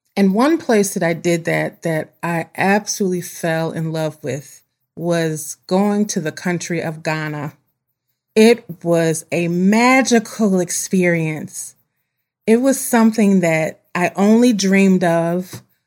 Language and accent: English; United States; I'm an American girl, one hundred percent. I was born in this country, raised in this country, and we go back generations in this country